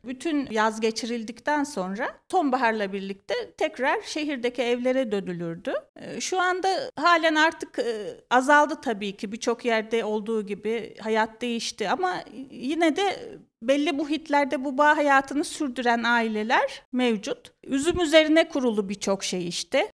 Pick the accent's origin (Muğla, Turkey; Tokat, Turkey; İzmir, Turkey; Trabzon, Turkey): Tokat, Turkey